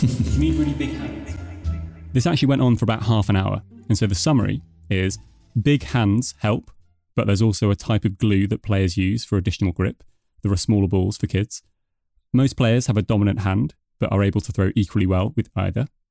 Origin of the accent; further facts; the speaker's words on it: United Kingdom; moved away as an adult; now in Denmark; as you can probably tell from my accent, I'm originally from the U K